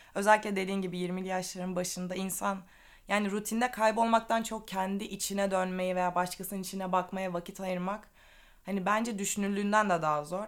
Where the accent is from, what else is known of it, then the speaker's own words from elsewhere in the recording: Black Sea Region, Turkey; also born or lived in Istanbul; now in Ireland; Asıl Karadenizliyim.